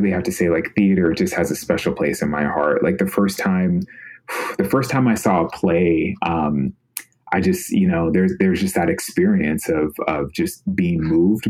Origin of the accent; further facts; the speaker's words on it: Sacramento, California, United States; moved away as an adult; I'm from Sacramento, California originally